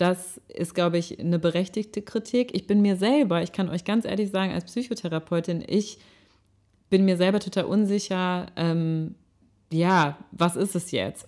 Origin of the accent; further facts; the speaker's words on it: Rhineland, Germany; moved away as an adult; now in Hamburg, Germany; ich komme aus dem Rheinland, ich bin im Rheinland aufgewachsen